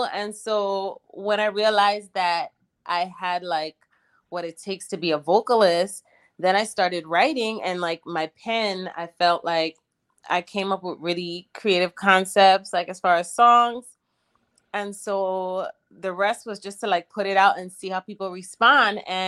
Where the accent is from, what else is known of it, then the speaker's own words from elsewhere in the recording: Charlotte Amalie, U.S. Virgin Islands; now in Los Angeles, United States; I'm from originally St. Thomas, U.S. Virgin Islands, but I currently live in Los Angeles